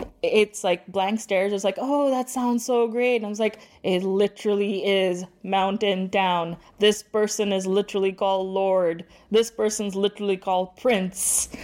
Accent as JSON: {"language": "English", "region": "Dubai", "country": "United Arab Emirates", "tie": "born or raised there", "moved": "as an adult", "lives_now": "Canada", "said": "I was born and brought up in Dubai, and then I immigrated to Canada when I was about 25."}